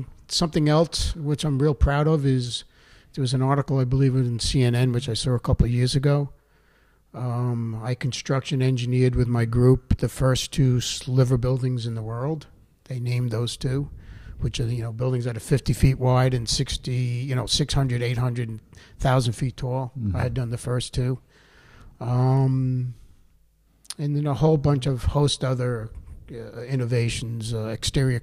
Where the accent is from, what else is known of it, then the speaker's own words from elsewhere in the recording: Oceanside, United States; growing up in Oceanside